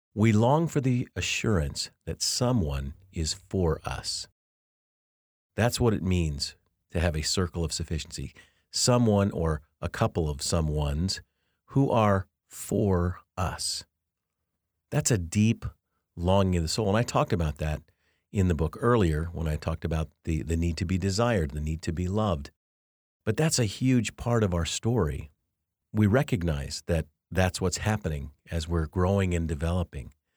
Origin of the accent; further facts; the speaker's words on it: Denver, Colorado, United States; also born or lived in Louisville, Kentucky; I was born in Louisville, Kentucky as well, but then was raised in Denver